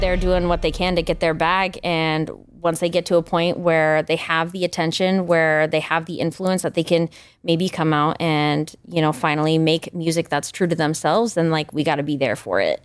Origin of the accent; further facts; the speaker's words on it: Richmond, Maine, United States; also born or lived in Greater Portland area, Maine; I'm from Richmond, Maine originally, which is like super small town, rural Maine, you know, graduating class of thirty people